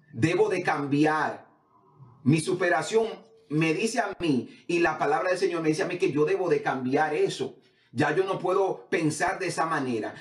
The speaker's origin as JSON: {"language": "Spanish", "region": "Samaná", "country": "Dominican Republic", "moved": "yes", "lives_now": "United States", "said": "yo vengo de, un barrio en, en, Samaná, el barrio Wilmore."}